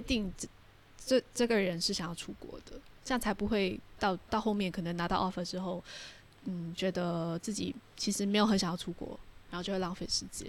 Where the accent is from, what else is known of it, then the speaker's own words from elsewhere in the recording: Singapore; 我在新加坡会说，呃，福建话，福建话是我们这边的一种方言